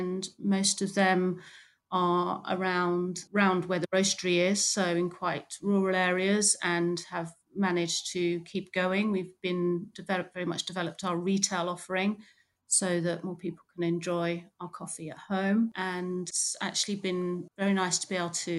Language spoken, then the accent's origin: English; Wallingford, South East England, United Kingdom; also born or lived in London; I grew up just outside Oxford in a town called Wallingford